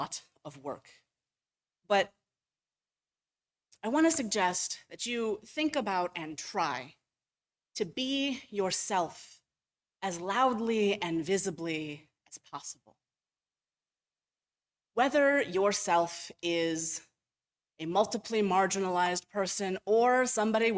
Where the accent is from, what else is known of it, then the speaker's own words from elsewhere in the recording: Cleveland, Ohio, United States; I grew up in Ohio. I grew up in Cleveland